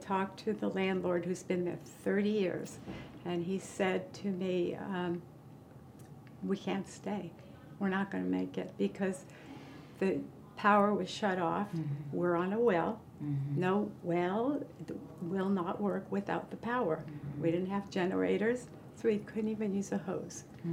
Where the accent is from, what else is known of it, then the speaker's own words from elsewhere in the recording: California, United States; I was born and raised in California